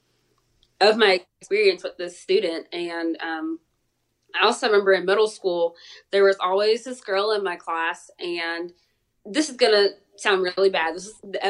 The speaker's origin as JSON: {"language": "English", "town": "Columbus", "region": "Georgia", "country": "United States", "tie": "born or raised there", "said": "I went to Columbus State University. It's right here in my hometown"}